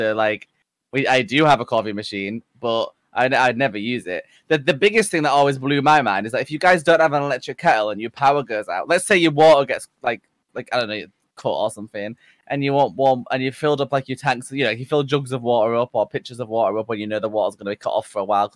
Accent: Yorkshire and the Humber, United Kingdom; I'm from Yorkshire

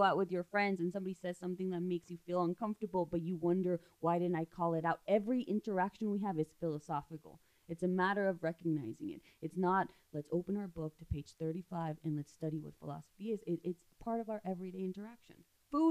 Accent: Ciudad Juárez, Chihuahua, Mexico; I grew up in Juarez

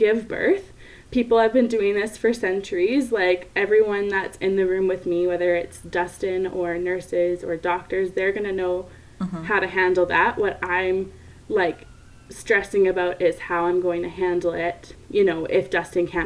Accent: Canada; I'm from Canada

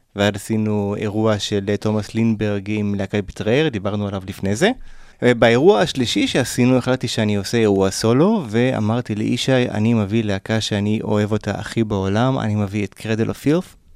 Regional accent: Israel; also born or lived in Pasadena, California, United States / Golan Heights; ברחתי מהארץ לקליפורניה

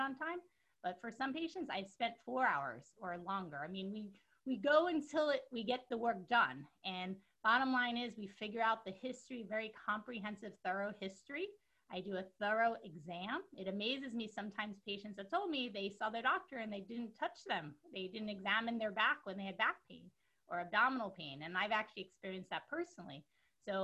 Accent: New York City, New York, United States; I'm originally from New York City. I'm a Brooklyn girl from Canarsie.

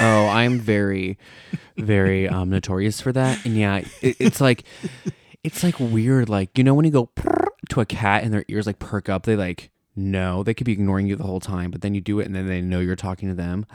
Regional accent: United States; now in Italy; inherently we're American

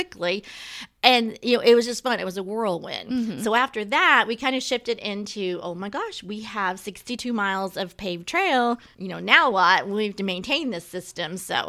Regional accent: Losantville, Indiana, United States; my hometown, and which is where I still live, in the country near Los Santville

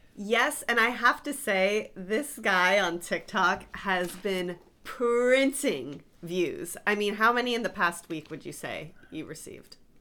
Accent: South Florida, United States; I grew up in South Florida

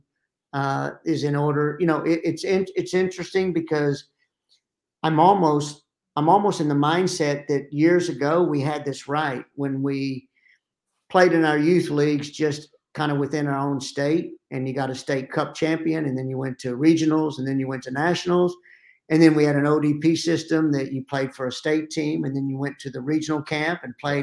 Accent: the South, United States; accent: Southern; now in Pittsburgh, United States; I still have my Southern accent

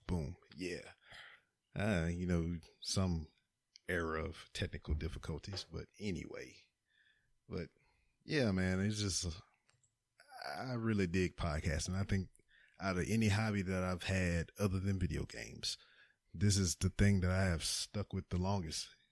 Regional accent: Lake Charles, Louisiana, United States; moved away as an adult; now in Houston, United States; I'm from Lake Charles. Lake Charles is in Louisiana

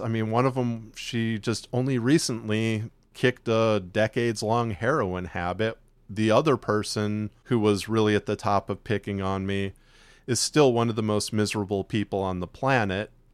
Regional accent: near Chicago, Illinois, United States; now in Texas, United States; we grew up up near Chicago, but we both actually ended up moving to Texas

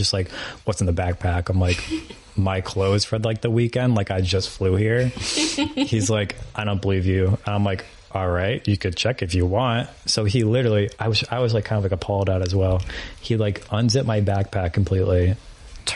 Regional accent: New York, United States; I'm literally from New York

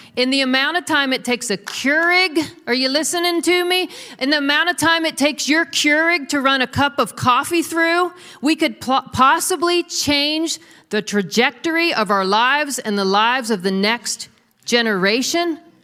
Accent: United States; we're American Christians. I'm an American Christian

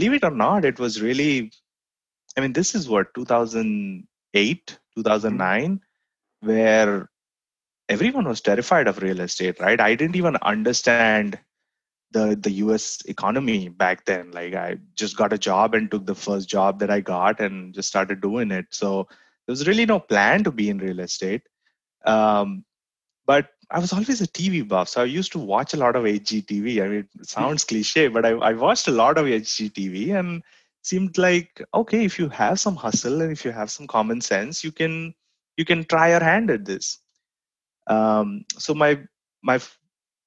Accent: Mumbai, Maharashtra, India; moved away as an adult; also born or lived in College Station, Texas; now in Austin, United States; I grew up in India, in Bombay specifically

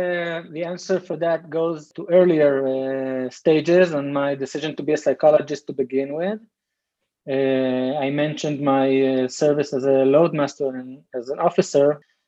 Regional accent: Rehovot, Central District, Israel; I was born here and raised here and everything. So I can tell you about my perspective. I was born in Israel in a city called Rehovot.

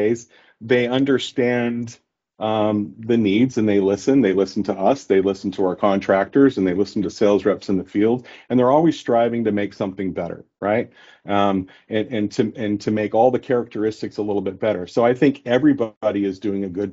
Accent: South Coast, California, United States; I grew up in South Coast

